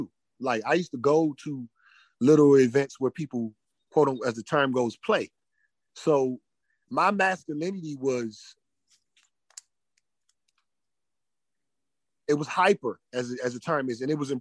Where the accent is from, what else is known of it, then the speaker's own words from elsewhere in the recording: Prince George's County, Maryland, United States; I am homegrown DMV